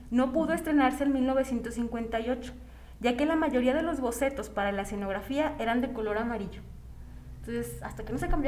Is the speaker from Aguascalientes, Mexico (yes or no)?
no; San Luis Potosí, Mexico; also born or lived in Río Verde, San Luis Potosí; soy de San Luis y yo viví mucho tiempo en Río Verde.